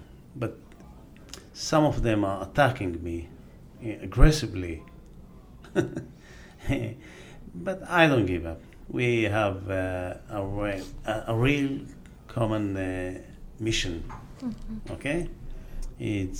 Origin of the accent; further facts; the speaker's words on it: Jerusalem, Jerusalem District, Israel; first language Aramaic; English is a second language; where are you from? I always say, from Jerusalem